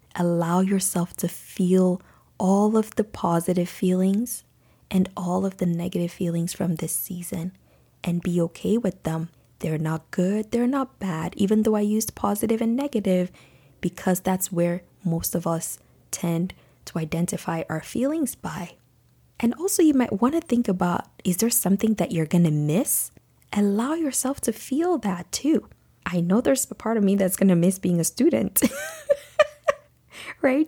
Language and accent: English; Nigeria; moved away; as a young girl growing up in Nigeria